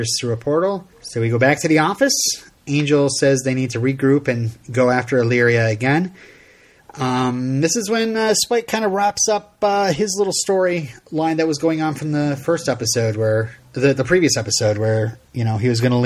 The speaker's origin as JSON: {"language": "English", "country": "United States", "said": "I'm American"}